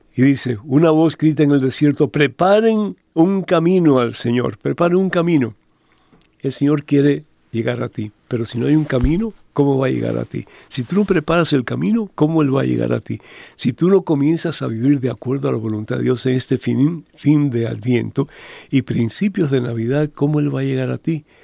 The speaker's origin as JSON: {"language": "Spanish", "country": "Cuba", "tie": "born or raised there", "moved": "yes", "said": "en mi país, en Cuba"}